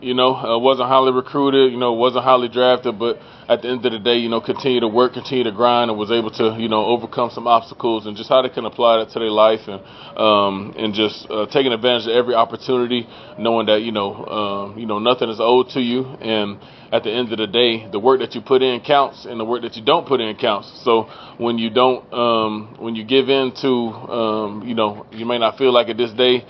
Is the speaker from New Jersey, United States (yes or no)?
no; Conyers, Georgia, United States; growing up in Conyers